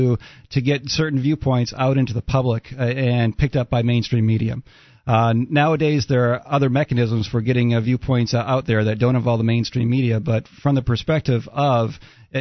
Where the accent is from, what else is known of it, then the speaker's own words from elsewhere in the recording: United States; also born or lived in Maine / New Hampshire; now in southern Arizona, United States; I grew up in Maine and New Hampshire